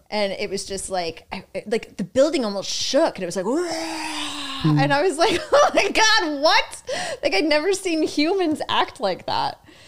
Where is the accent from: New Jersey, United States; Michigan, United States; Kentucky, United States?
New Jersey, United States; Boonton Township; now in New York City, United States; Born in Jersey, born and raised in Jersey